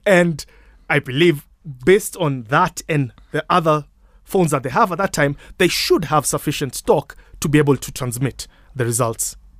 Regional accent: Kenya; I'm Kenyan.

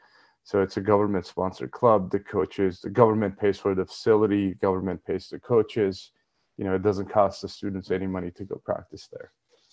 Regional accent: Armenia; Basically, you're born in Armenia, you do some kind of a combat sport, wrestling, judo, boxing, sambo. That's just the culture of it.

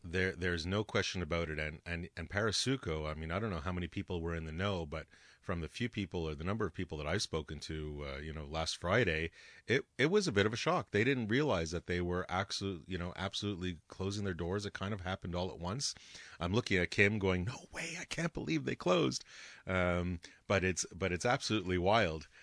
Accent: Canada; as a Canadian taxpayer paying tax dollars

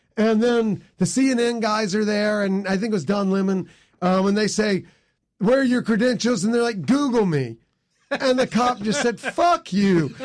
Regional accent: near Lexington, South Carolina, United States; now in Baltimore, United States; I grew up in South Carolina originally, right, b, right by Lexington

